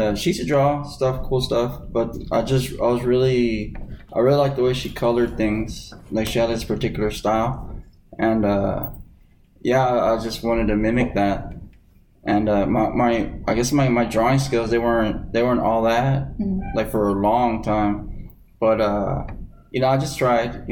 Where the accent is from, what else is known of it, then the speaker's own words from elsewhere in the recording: Houston, Texas, United States; I'm from Houston.